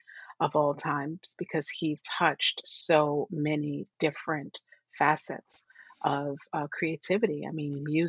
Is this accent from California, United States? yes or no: no; New York City, New York, United States; also born or lived in Puerto Rico; we grew up in Borough Hill, Brooklyn